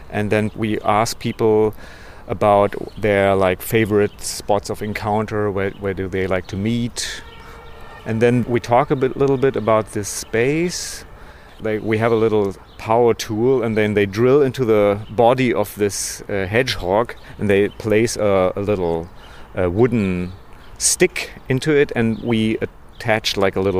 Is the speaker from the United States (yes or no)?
no; Berlin, Germany; English is a second language; artist, but also make music, and I'm from Berlin.